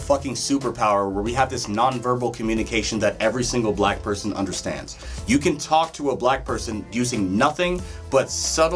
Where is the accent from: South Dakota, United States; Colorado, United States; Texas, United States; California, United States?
Colorado, United States; also born or lived in Detroit, Michigan; I was there until I was like 5 or 6, and then I came here